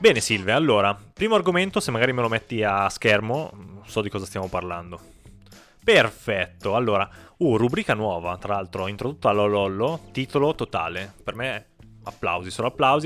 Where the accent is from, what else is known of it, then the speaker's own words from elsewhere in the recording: Piedmont, Italy; noi siamo piemontesi, quindi siamo nati in una regione fortemente dominata dal vino rosso